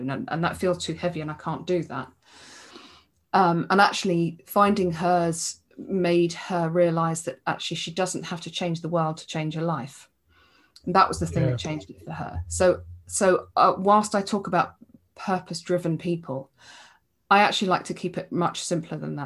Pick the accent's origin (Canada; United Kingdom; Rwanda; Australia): United Kingdom; England; I'm English